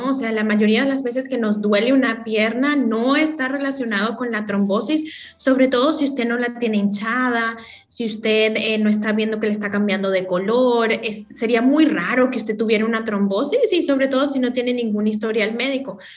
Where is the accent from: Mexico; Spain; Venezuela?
Venezuela; also born or lived in Colombia / Dominican Republic; now in New York, United States; No, les cuento que soy venezolana, pero he vivido en Colombia, también he vivido en la República Dominicana, ahora en Nueva York, entonces agarro como lo mejor de cada acento